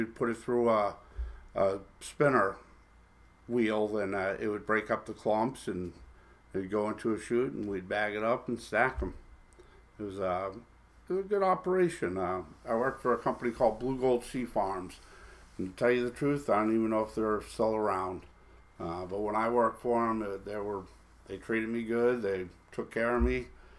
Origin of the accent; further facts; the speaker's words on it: Fort Lauderdale, Florida, United States; born there; I was born in Fort Lauderdale, Florida. The water's just always called to me. When I was growing up, I lived a couple blocks from the ocean.